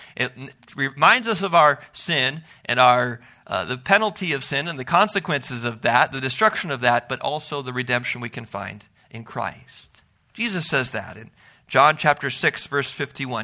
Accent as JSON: {"language": "English", "town": "Milwaukee", "region": "Wisconsin", "country": "United States", "tie": "born or raised there", "said": "growing up in Milwaukee"}